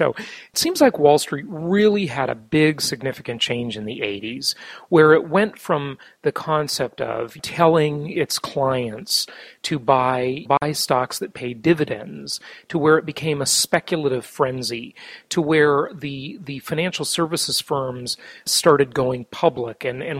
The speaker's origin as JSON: {"language": "English", "area": "Orange County", "region": "California", "country": "United States", "said": "I'm from Orange County, California"}